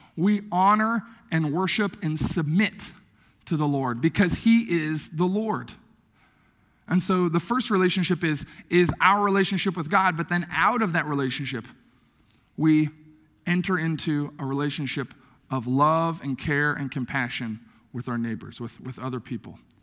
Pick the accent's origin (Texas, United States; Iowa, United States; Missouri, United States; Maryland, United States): Iowa, United States; Logan; moved away; my hometown of Logan, Iowa